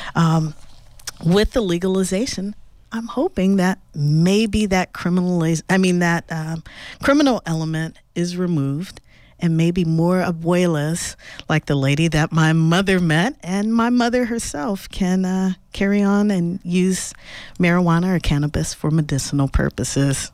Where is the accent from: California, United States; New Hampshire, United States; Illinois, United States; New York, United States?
California, United States; Los Angeles; I grew up in Los Angeles